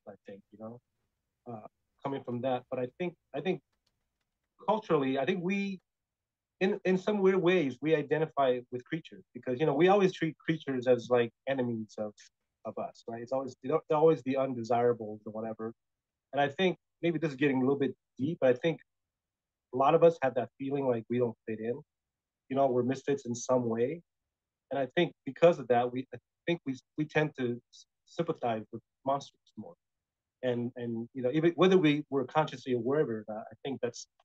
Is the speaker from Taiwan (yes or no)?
yes; Taiwan; moved away; when I grew up in Taiwan, before I moved away